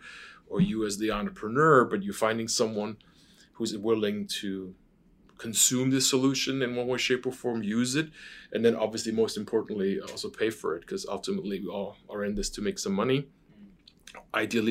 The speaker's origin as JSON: {"language": "English", "town": "Stuttgart", "region": "Baden-Württemberg", "country": "Germany", "tie": "born or raised there", "moved": "yes", "said": "I'm born and raised in Stuttgart, Germany, which is a very famous car town."}